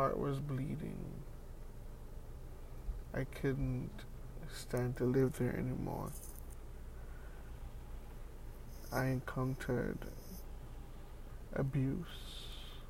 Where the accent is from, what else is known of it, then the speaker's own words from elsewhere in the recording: St. Vincent & Grenadines; now in Canada; I was born in the Caribbean, an island called St. Vincent and the Grenadines